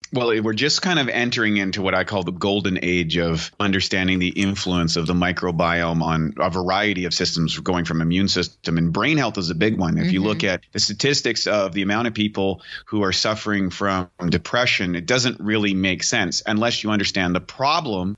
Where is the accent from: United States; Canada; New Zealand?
Canada; a kid growing up in Canada